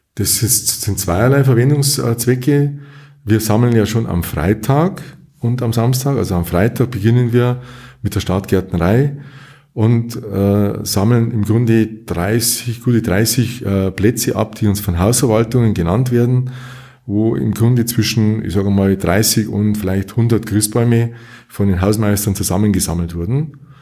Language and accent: German; Munich, Bavaria, Germany; moved away as an adult; also born or lived in Kempten / Allgäu; now in Durach, Germany; ich bin aufgewachsen in München, in einem Stadtteil von München